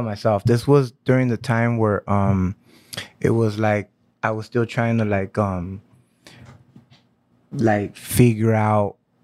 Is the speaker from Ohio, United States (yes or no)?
no; Santa Ana, California, United States; I was born in Santa Ana.